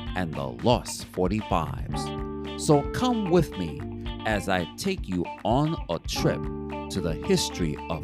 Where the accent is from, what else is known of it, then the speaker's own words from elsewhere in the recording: New York City, New York, United States; also born or lived in Bronx; I'm originally from the village of Harlem, USA. So I've been moved to the Bronx in 1969